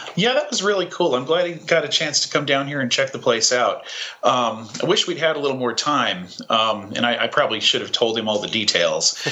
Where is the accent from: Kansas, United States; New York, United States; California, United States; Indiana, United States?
New York, United States; now in South Carolina, United States; my adopted um, southern home. I'm originally a New Yorker